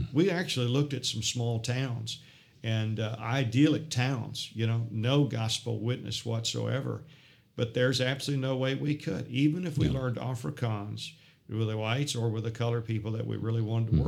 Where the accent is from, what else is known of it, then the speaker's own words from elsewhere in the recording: United States; moved away as an adult; also born or lived in Port Elizabeth, South Africa / Pretoria, South Africa; now in South Africa; I'm an American